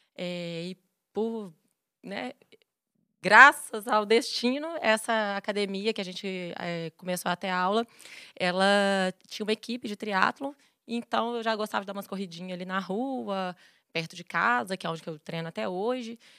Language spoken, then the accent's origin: Portuguese; Belo Horizonte, Minas Gerais, Brazil; also born or lived in Vitória, Espírito Santo; E aí mudei para BH com 5 anos